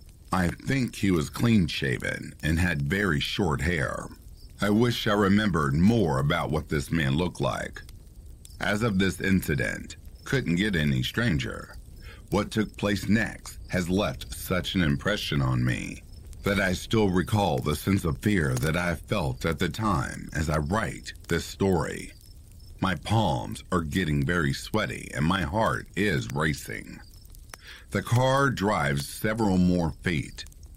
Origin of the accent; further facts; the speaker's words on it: Ohio, United States; I grew up in the Midwest, Ohio to be more specific. The town, village as we grew up calling it, was not large by any means, around 40 to 50 people at most.